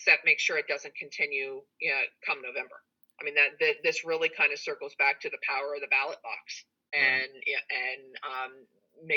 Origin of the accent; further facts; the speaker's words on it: Delaware, United States; as an American citizen and as a Delawarean